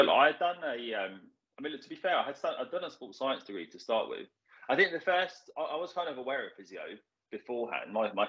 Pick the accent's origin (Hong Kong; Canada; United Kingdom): United Kingdom; London; moved away as an adult; also born or lived in Cyprus (heritage); now in Exeter, United Kingdom; born in Barnet, lived in and around Barnet my whole life, and kind of grew up in London and the outskirts of London pretty much.